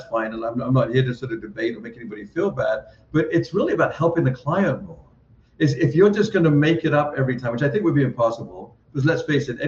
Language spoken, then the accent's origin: English; England, United Kingdom; I'm from England